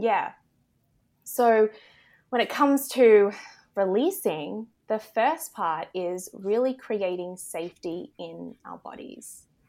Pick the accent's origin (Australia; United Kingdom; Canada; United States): Australia; accent: Australian; I am in Australia, if you can't tell by my accent